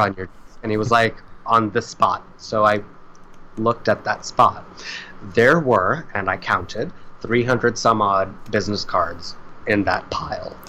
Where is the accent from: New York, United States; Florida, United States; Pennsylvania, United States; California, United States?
Florida, United States; South; I grew up in South Florida